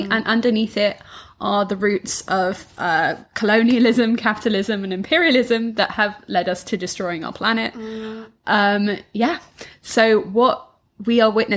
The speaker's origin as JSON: {"language": "English", "region": "London", "country": "United Kingdom", "tie": "born or raised there", "also_born_or_lived": "Scotland", "moved": "as an adult", "said": "I was born in London. I grew up in London"}